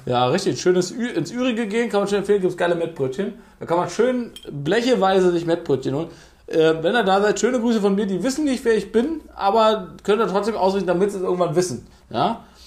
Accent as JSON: {"language": "German", "region": "Berlin", "country": "Germany", "said": "bei uns in Berlin"}